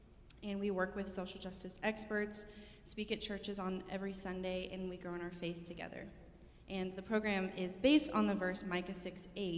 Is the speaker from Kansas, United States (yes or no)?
yes; Wichita, Kansas, United States; I was born and raised here in Wichita, Kansas.